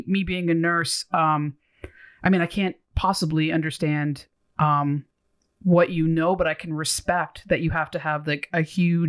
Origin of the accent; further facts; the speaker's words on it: Ontario, Canada; That's something to be proud as a Canadian or Ontarian.